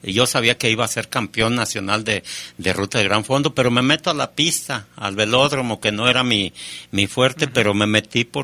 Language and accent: Spanish; Aguascalientes, Mexico; fondo en Aguascalientes en 1979 y había buscado el campeonato y me preparé para ganar para ganarlo en mi tierra y me caí un día antes.